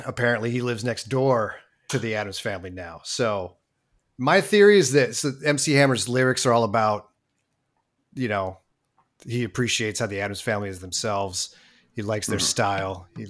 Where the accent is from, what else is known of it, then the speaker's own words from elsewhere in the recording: Oakland, California, United States; I'm from Oakland. I don't know.